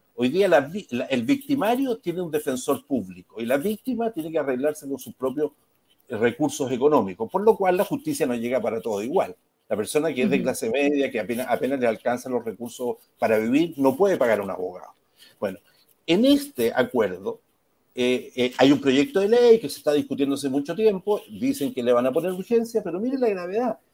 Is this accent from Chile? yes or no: yes; Chile